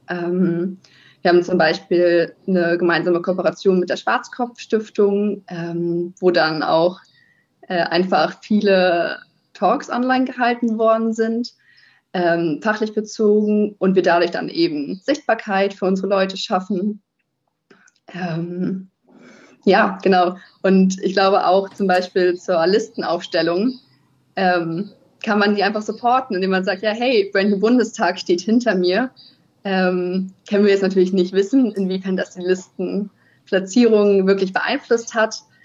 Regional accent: near Kiel, Schleswig-Holstein, Germany; moved away as an adult; also born or lived in Heide / Lüneburg; now in Italy; ich komme eigentlich aus der Nähe von Kiel, bin da aufgewachsen

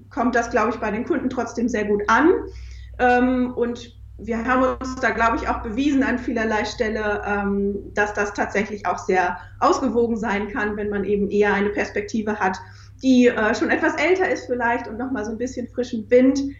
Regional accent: Lower Saxony, Germany; born there; also ich habe Psychologie studiert und bin auch gebürtige Ostfriesin

